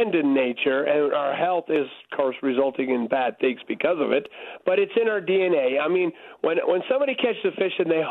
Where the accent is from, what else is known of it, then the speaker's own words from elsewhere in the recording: Texas, United States; moved away; I grew up in Texas